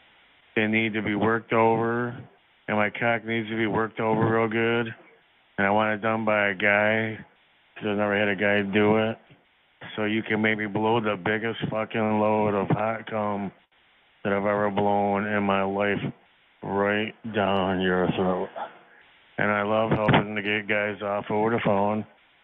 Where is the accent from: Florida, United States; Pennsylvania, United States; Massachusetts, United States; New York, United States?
New York, United States; Buffalo; I'm from Buffalo, New York. I am 58 years old.